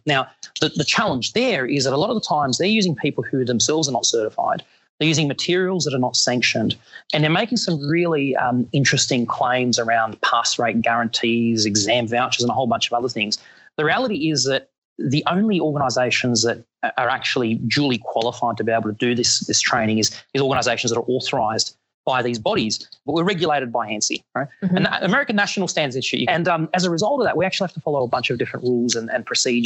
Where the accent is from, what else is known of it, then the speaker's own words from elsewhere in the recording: Australia; as an Australian in New Orleans